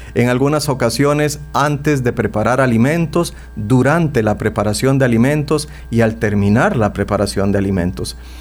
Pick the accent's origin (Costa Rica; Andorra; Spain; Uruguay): Costa Rica; nosotros los ticos